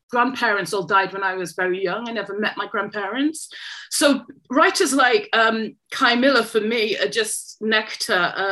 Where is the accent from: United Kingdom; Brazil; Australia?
United Kingdom; England; I am a Jamaican born I mean, I was born in England, but of Jamaican heritage.